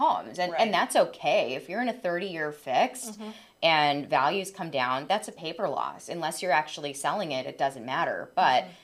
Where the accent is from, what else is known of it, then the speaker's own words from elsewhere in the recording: Orange County, California, United States; I'm born and raised in Orange County